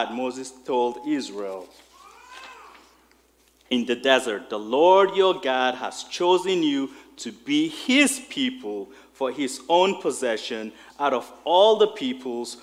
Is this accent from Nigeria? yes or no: yes; Nigeria; moved away; I remember growing up in Nigeria in school.